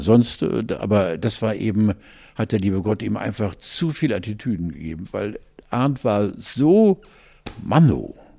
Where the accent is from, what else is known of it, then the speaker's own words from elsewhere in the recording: Hamburg, Germany; wir als Hamburger